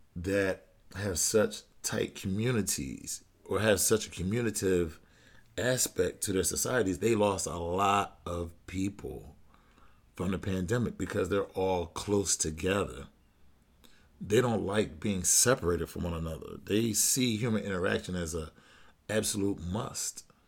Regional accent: United States; being an American man

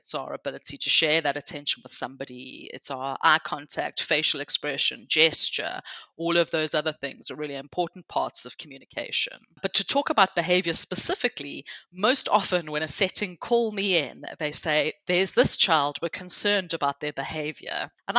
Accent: South Africa; accent: hybrid; moved away as an adult; now in England, United Kingdom; the first thing to explain is my hybrid accent. So I grew up in South Africa, but I've lived my adult life here in England.

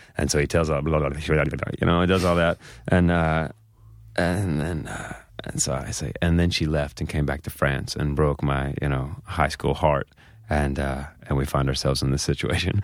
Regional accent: Mississippi, United States; moved away as an adult; now in New York, United States; growing up in Mississippi

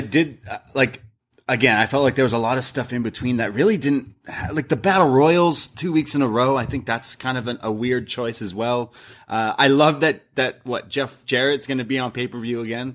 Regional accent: Canada; We're Canadian

